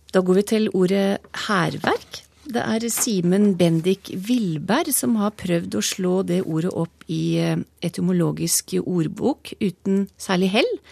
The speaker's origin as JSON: {"language": "Norwegian", "town": "Trysil", "region": "Innlandet", "country": "Norway", "tie": "born or raised there", "said": "jeg er født og oppvokst uten tog i Trysil"}